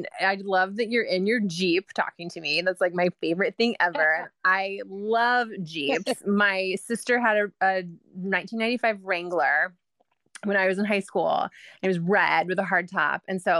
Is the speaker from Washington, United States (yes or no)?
yes; Vancouver, Washington, United States; I'm Pacific Northwest. I'm from Vancouver